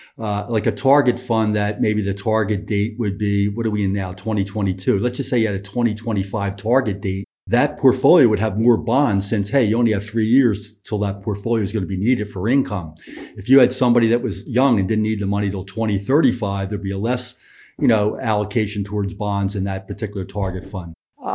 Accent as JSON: {"language": "English", "region": "Northeast", "country": "United States", "said": "All right, I'll call it a seesaw because I'm from the Northeast."}